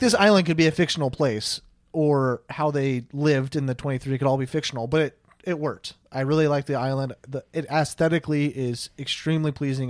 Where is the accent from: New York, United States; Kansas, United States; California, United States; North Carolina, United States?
Kansas, United States; Olathe; now in Wichita, United States; I'm from the Kansas City area